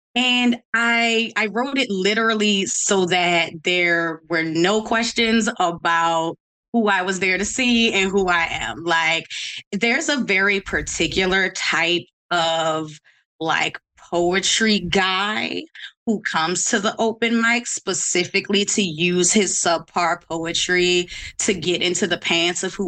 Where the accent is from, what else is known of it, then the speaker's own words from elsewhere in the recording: Baltimore, Maryland, United States; also born or lived in Washington, District of Columbia, United States; I'm from Baltimore, DC is really where my like social life is and where my queer upbringing kind of happened